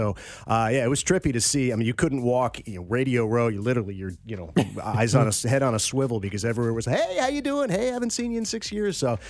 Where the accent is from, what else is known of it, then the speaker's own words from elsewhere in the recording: West Coast, United States; also born or lived in Chicago, Illinois; I was born in Chicago, but I lived there for a year, and I've been in most of my life on the West Coast and a little bit on the East Coast.